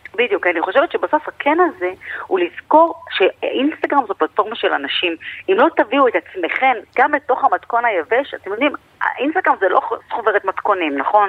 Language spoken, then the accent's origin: Hebrew; Israel; אנחנו ישראלים